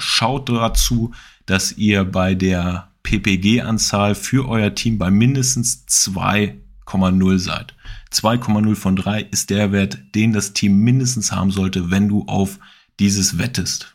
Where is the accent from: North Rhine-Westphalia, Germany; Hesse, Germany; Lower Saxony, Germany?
Lower Saxony, Germany; Hanover; ich bin aus Hannover